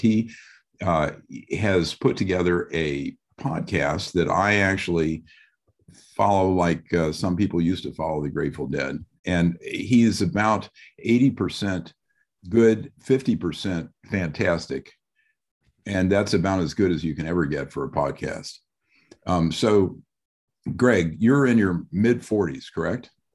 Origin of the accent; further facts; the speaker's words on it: Midwest, United States; I'm from the Midwest also